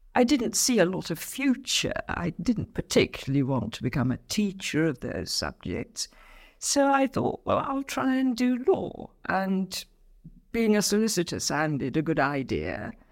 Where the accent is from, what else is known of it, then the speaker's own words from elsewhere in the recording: Abingdon, South East England, United Kingdom; also born or lived in Salisbury; the Abingdon really is the place where I grew up.